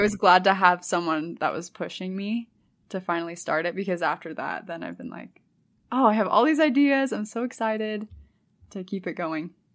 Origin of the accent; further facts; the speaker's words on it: St. Louis, Missouri, United States; moved away as an adult; also born or lived in California; now in Utah, United States; I grew up in Missouri